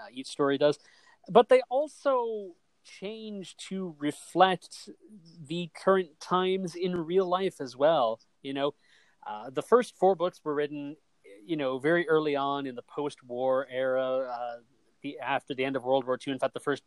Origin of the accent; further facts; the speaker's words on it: United States; I grew up in America